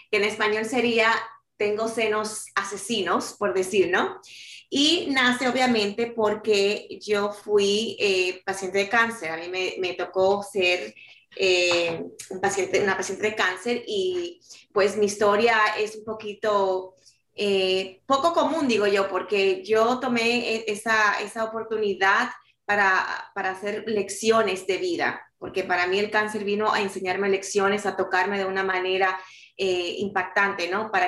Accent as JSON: {"language": "Spanish", "town": "New York City", "region": "New York", "country": "United States", "tie": "born or raised there", "also_born_or_lived": "Dominican Republic", "said": "yo nací en República Dominicana y me crié en la ciudad de Nueva York, llegué a los cuatro años y ahí pues hice toda una vida"}